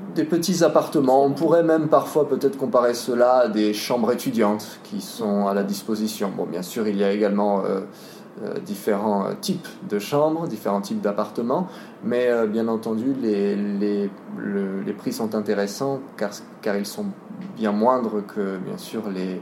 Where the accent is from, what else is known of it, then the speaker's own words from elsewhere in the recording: France; moved away as an adult; now in Poland; j'ai 23 euh, ans, je suis français.